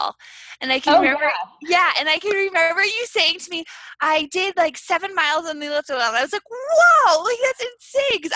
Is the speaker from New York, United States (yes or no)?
no; Massachusetts, United States; born or raised there